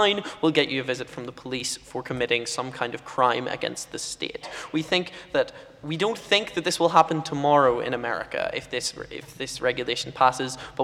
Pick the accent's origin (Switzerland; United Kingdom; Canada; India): United Kingdom; as a British person with a funny accent